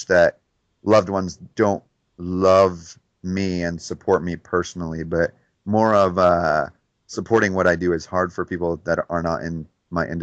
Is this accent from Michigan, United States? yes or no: yes; Detroit, Michigan, United States; moved away; growing up in Detroit